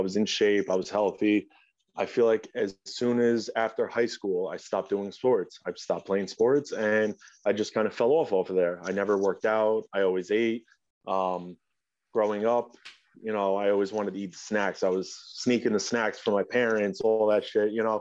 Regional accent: Rockland County, New York, United States; I'm from New York, Rockland County, to be specific.

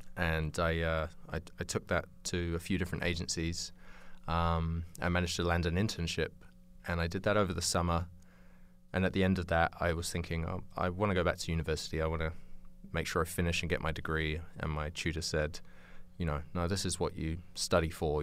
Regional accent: United Kingdom; moved away as an adult; also born or lived in New Zealand; originally, uh, I grew up in England, in, um, just outside London

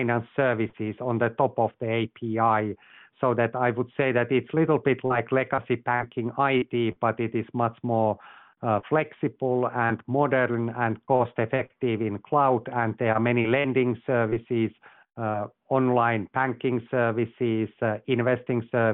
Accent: Finland; moved away as an adult; also born or lived in Asia / London / Texas; I'm originally from Finland

